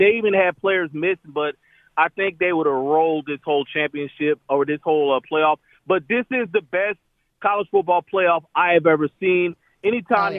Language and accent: English; Tucson, Arizona, United States; moved away; also born or lived in Atlanta / Nashville; I'm from Tucson, Arizona. I've lived in Atlanta. I've lived in Nashville